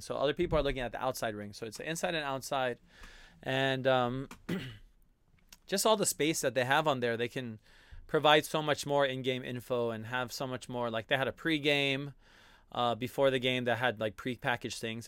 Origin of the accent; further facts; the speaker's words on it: Hawaii, United States; being a Hawaiian, an islander